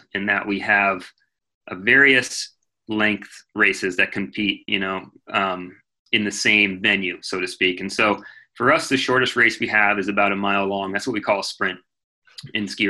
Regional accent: United States; as an American

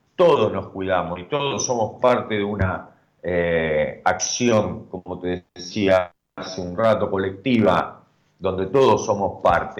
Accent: Argentina; nosotros como República Argentina

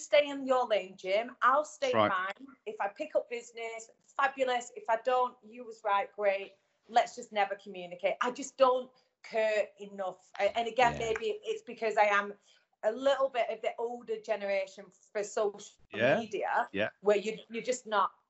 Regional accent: the North of England, United Kingdom; accent: Northern

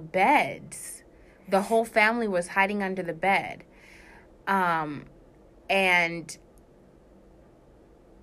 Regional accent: Anchorage, Alaska, United States; moved away; also born or lived in California; Anchorage, Alaska is where I was raised.

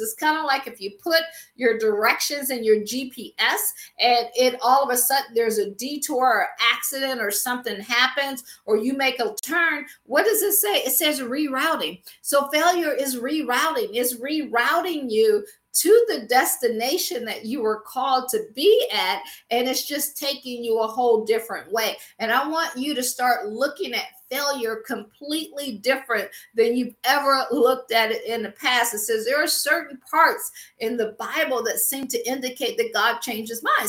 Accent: Akron, Ohio, United States; moved away as an adult; also born or lived in Washington, D.C. / Baltimore / Boston / Pittsburgh; I'm from Akron, Ohio, so I always say I grew up shy, sheltered, and in church basically six days a week

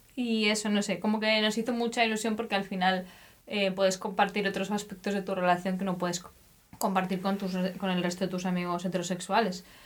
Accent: Spain; now in Germany; Yo soy de España, pero hace también eh, unos cuantos años que vivo en Alemania.

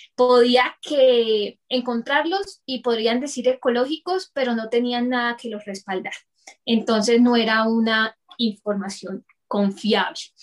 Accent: Bucaramanga, Santander, Colombia; moved away as an adult; now in Bogotá, Colombia; nací en Bucaramanga y actualmente vivo en Bogotá por temas de traslado de trabajo de mi esposo

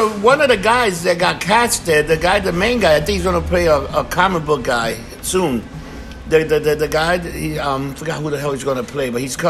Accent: United States; We're fucking American.

